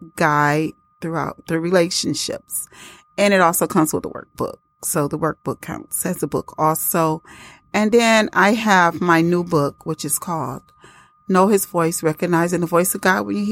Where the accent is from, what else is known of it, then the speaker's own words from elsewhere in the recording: Detroit, Michigan, United States; also born or lived in Huntington, New York; I'm from Detroit, Michigan, by way of Huntington, New York.